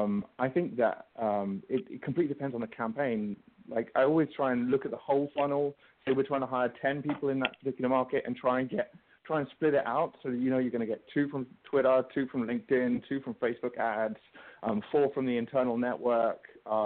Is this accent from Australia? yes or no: no; England, United Kingdom; Mr. Bean is my favorite because, you know, I'm English, so that works for me.